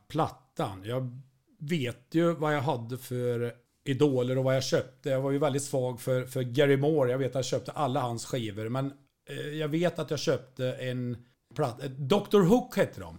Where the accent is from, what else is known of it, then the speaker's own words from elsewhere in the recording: Degerfors, Örebro County, Sweden; jag är ju från Degerfors